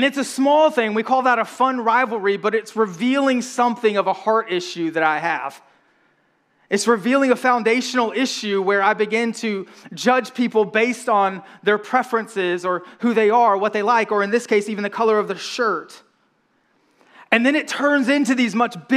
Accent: right outside of Atlanta, Georgia, United States; I grew up right outside of Atlanta, Georgia

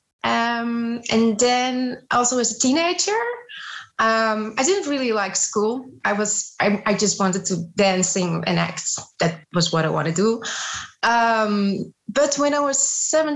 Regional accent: Amsterdam, North Holland, Netherlands; English is a second language; also born or lived in Zeeland; I was born in Zeeland, but then my parents moved back to the area of Amsterdam. This is where I grew up.

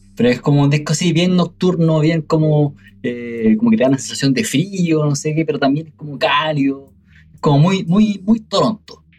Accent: Chile

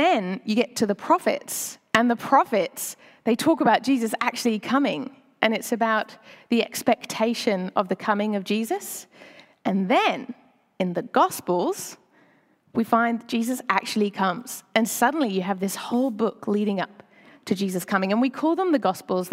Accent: United Kingdom; moved away as an adult; now in Sydney, Australia; I'm British

